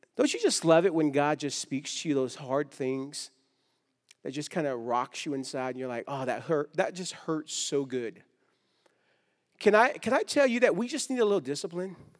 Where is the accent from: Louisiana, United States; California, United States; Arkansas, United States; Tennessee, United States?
California, United States; Stockton; I grew up in Stockton, California.